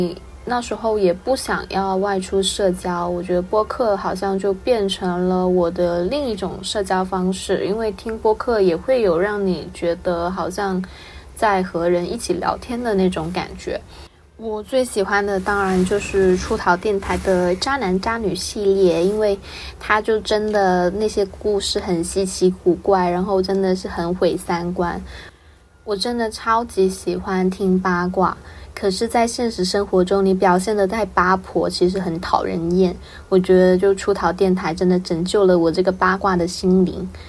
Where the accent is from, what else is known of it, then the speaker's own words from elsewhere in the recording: Guangdong, China; 因为我是潮汕人，所以我就跟大家说一句汕头的新年快乐